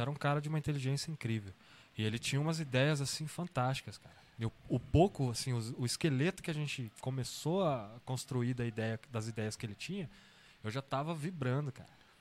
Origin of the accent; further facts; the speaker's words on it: São Bernardo do Campo, São Paulo, Brazil; also born or lived in Santo André; Eu sou de São Paulo, né? Tá. Sou nascido em Santo André e morei muito tempo em São Bernardo do Campo